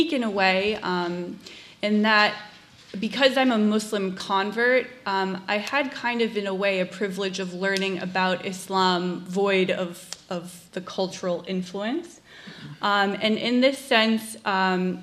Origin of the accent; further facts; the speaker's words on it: Massachusetts, United States; first language English; I'm a liberal white lady from Massachusetts